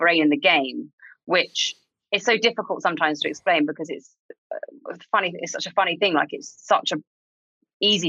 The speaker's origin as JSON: {"language": "English", "country": "United Kingdom", "said": "we're a very old country with a very sketchy past."}